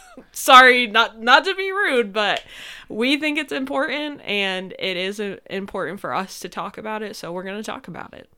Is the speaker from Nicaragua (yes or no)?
no; upstate New York, United States; we're from upstate, if you know anything about New York.